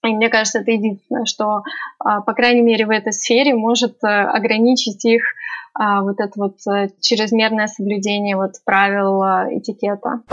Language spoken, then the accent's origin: Russian; Russia; now in Tehran, Iran; я из России